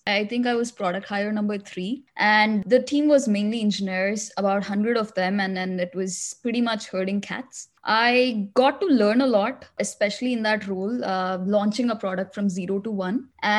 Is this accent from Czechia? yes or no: no; India; also born or lived in Middle East; now in United States; I came to US 10 years ago. Before that, I grew up in the Middle East and I'm originally from India.